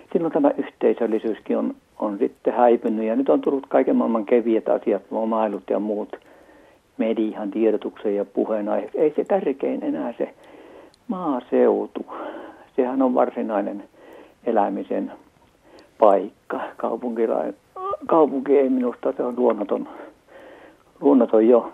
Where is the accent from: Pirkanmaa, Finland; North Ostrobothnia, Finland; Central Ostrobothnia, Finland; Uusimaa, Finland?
Central Ostrobothnia, Finland; täältä Pohjanmaalta lähtöisin oikeastaan keskeltä Pohjanmaata, Keski-Pohjanmaata